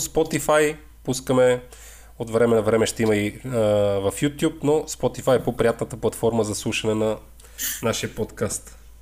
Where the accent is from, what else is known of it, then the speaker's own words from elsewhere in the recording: the Northwest, Northwest Bulgaria, Bulgaria; ние, които сме от Северозапада